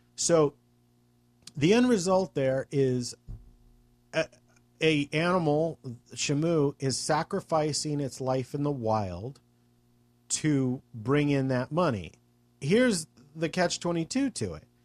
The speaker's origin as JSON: {"language": "English", "country": "United States", "said": "as an American"}